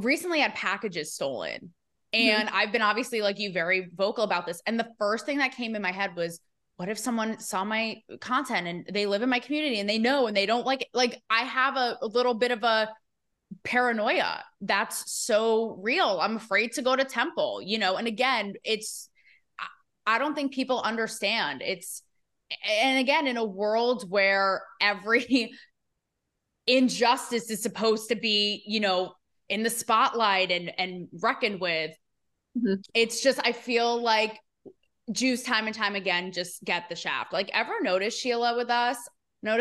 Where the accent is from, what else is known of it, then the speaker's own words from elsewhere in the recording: New York area, United States; moved away; I'm from New York area